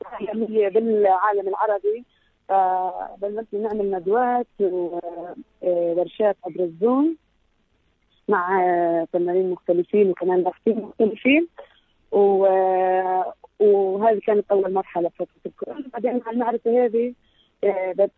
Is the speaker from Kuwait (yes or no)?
no; Palestine